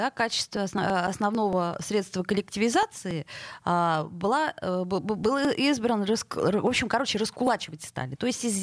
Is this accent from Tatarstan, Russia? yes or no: no; Saint Petersburg, Russia; мы петербуржцы.